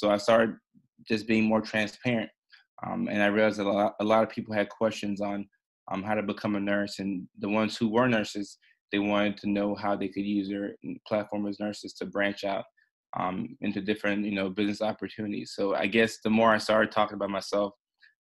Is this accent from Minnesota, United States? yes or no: no; Nashville, Tennessee, United States; born or raised there; also born or lived in Ghana / Norway